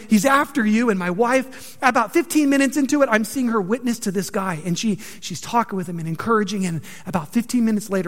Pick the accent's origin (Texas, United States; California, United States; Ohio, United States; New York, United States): California, United States; just outside of Los Angeles, Southern; moved away as an adult; now in Montgomery, United States; I'm from California, right? Like, so I'm from the land of fruits and nuts. And it's true. And so I'm Southern California, just outside of LA.